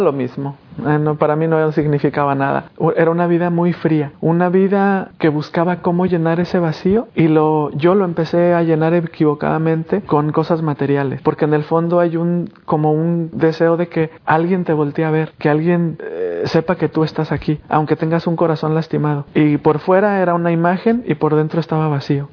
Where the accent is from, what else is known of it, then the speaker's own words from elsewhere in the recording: Diocese of Guadalajara, Jalisco, Mexico; en el seminario de mi, de mi diócesis en Guadalajara, México.